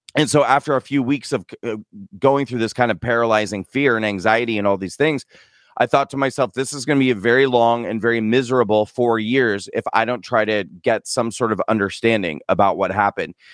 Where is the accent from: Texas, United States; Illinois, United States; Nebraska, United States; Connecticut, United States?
Nebraska, United States; moved away; I'm an American citizen who grew up in the Midwest in a small town in a state called Nebraska